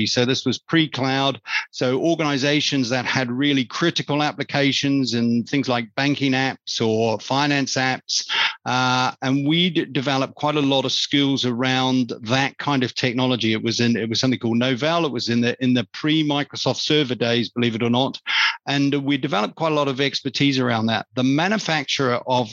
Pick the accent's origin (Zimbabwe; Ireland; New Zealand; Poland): New Zealand; moved away as an adult; also born or lived in London; I grew up on a farm in a rural New Zealand. You can probably pick that from my accent